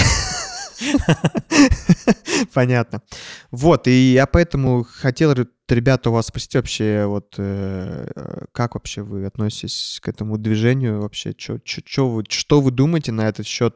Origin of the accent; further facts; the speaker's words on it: Kazakhstan; moved away; я вырос э, в Казахстане